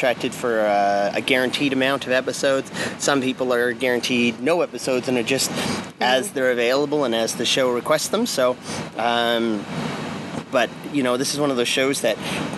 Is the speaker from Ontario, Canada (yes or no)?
no; Vancouver, British Columbia, Canada; Born and raised in Vancouver